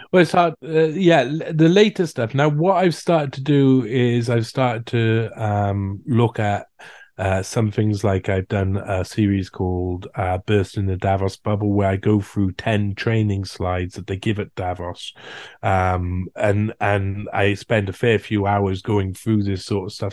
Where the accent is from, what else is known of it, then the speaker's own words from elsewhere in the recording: United Kingdom; in my home country, in Britain